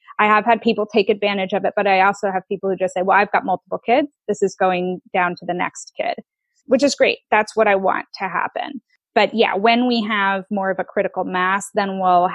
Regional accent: United States; moved away as an adult; now in Netherlands; I'm American and a lot of my customer base is in the United States

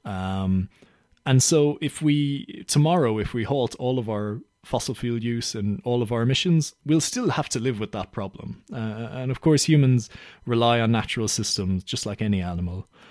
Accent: Ireland; now in London, United Kingdom; I'm from Ireland

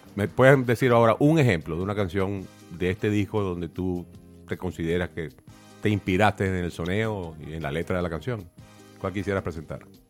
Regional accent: Venezuela; moved away; Yo crecí en la casa de mi abuela, eh, en mi ciudad natal en Venezuela.

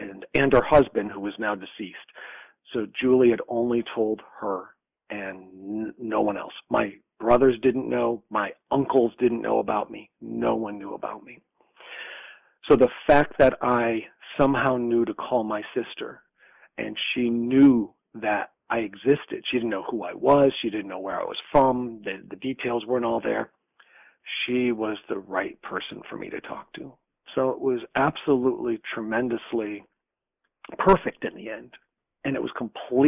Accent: Schenectady, New York, United States; I was born in Schenectady, New York, on June 27th, 1962

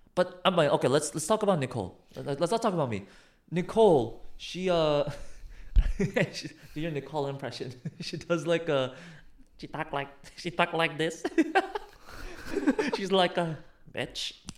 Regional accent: United States; I'm American.

